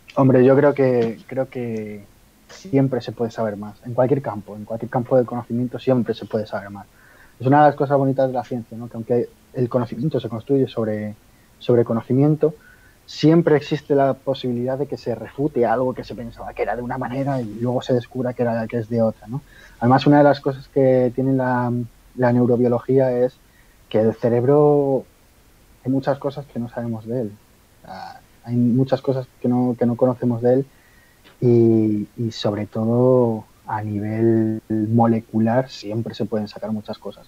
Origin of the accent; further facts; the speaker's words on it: Spain; yo soy de aquí de España